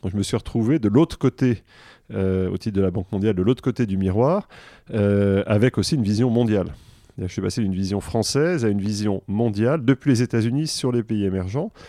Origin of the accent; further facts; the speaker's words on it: Versailles, Île-de-France, France; born there; parce que je suis né en mai 68 à Versailles.